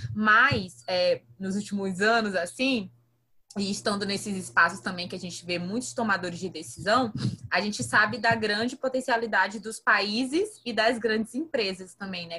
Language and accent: Portuguese; São José de Ribamar, Maranhão, Brazil; Eu sou maranhense, então eu falo de um município chamado São José de Ribamar, que fica no Maranhão